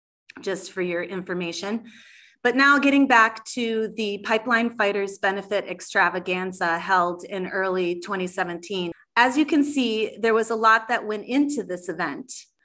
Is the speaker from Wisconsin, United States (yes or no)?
yes; Madison, Wisconsin, United States; Madison, my hometown in Wisconsin